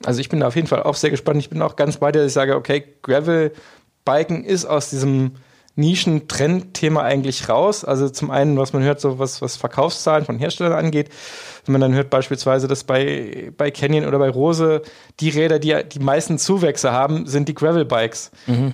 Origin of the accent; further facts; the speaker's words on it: Germany; moved away; in meiner Heimat in der Eifel